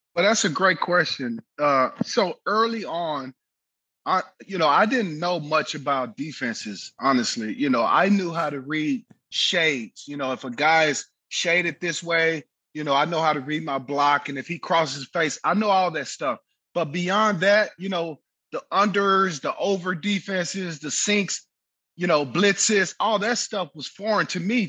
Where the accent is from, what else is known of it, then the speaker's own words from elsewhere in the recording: Waco, Texas, United States; Central Texas, Waco, where I grew up